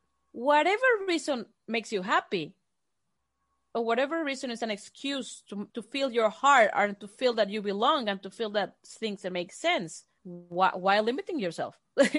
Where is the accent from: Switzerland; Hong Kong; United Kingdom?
Switzerland; born there; Yes, I was born in Switzerland, mom Mexican and dad American.